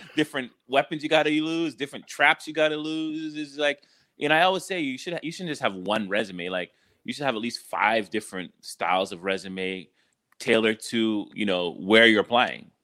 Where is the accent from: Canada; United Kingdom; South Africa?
Canada; moved away; growing up in Canada